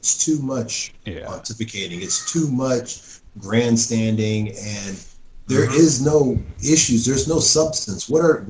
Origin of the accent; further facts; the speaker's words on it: United States; I love being American.